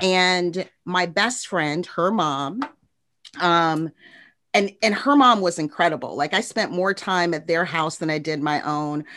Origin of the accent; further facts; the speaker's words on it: Chicago, Illinois, United States; moved away as an adult; also born or lived in Indianapolis; now in Jacksonville, United States; I grew up on the south side of Chicago, met my husband there